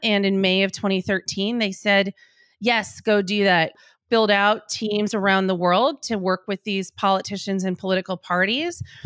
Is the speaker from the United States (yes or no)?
yes; Green Bay, Wisconsin, United States; moved away; I'm from Green Bay, Wisconsin